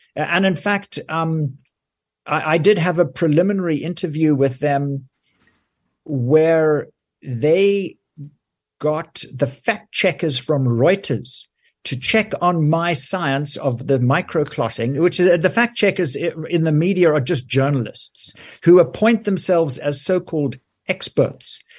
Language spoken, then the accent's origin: English; South Africa; moved away as an adult; also born or lived in Johannesburg, South Africa / United Kingdom; now in Canada; I grew up in South Africa where I did my medical training